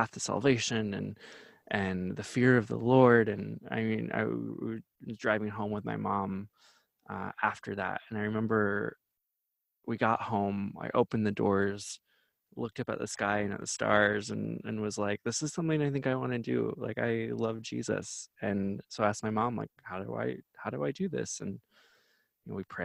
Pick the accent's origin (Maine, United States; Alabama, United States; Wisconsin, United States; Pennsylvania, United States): Wisconsin, United States; also born or lived in Iowa; I'm from Wisconsin and Iowa.